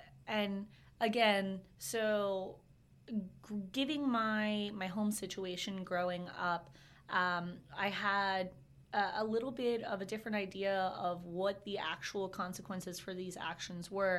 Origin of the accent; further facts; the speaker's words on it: Inglis, Florida, United States; also born or lived in Ocala, Florida; I'm actually from Inglis, Florida, okay. Which makes Ocala look like the big city. I definitely thought of this as a big city growing up. Born and raised